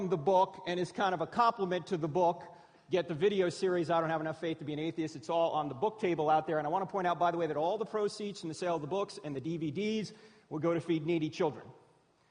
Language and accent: English; New Jersey, United States; moved away; I'm originally from New Jersey